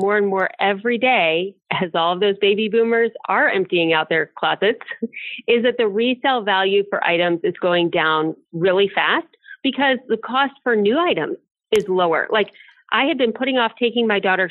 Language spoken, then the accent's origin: English; Akron, Cleveland, Ohio area, United States; I grew up in the Akron, Cleveland, Ohio area.